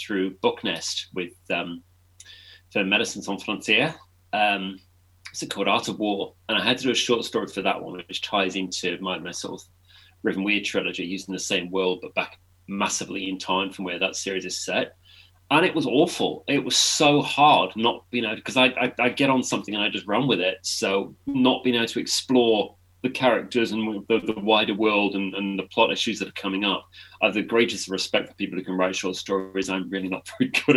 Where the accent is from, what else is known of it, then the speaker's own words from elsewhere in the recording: England, United Kingdom; I'm an author from England